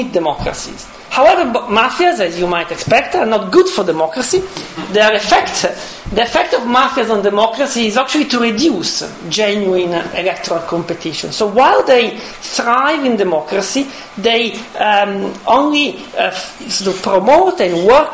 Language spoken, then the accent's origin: English; Italy; moved away; I come from Italy